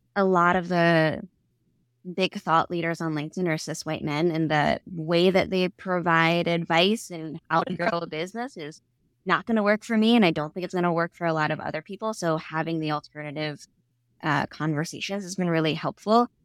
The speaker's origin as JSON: {"language": "English", "town": "New York City", "region": "New York", "country": "United States", "tie": "born or raised there", "accent": "Staten Island", "said": "I grew up in Staten Island."}